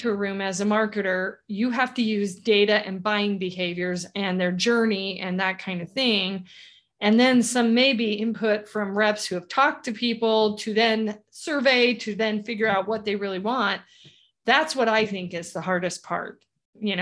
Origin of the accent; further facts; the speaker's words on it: California, United States; now in Idaho, United States; I'm a Californian, although the Idahoans that I live with right now would totally object.